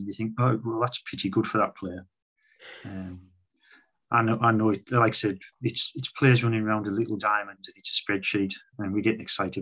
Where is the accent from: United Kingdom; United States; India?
United Kingdom; we're British